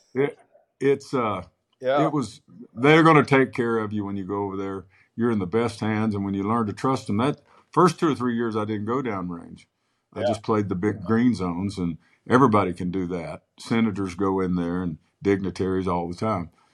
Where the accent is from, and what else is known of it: Moore, Oklahoma, United States; born or raised there; also born or lived in Clinton, Oklahoma